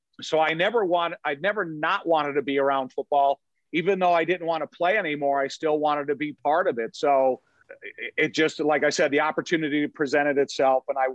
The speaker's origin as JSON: {"language": "English", "town": "Joliet", "region": "Illinois", "country": "United States", "tie": "born or raised there", "said": "I grew up in Joliet my whole life"}